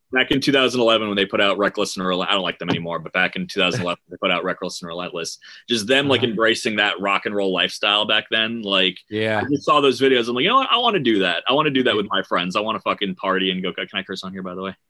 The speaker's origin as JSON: {"language": "English", "town": "Huntington", "region": "New York", "country": "United States", "said": "Huntington, Long Island, Long Island. New York."}